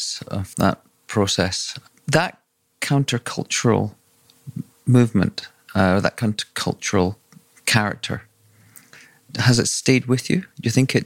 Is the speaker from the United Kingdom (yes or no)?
yes; Scotland, United Kingdom; I grew up in Scotland